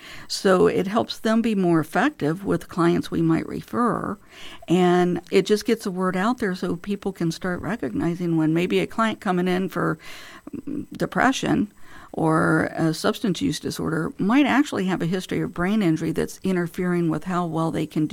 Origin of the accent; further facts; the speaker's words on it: Illinois, United States; also born or lived in St. Louis / Michigan / California; So I was born in St. Louis, Missouri. But growing up, we lived in a number of different states, actually. I lived in Michigan in my early childhood, Illinois for most of my childhood and early adulthood, a year out in California.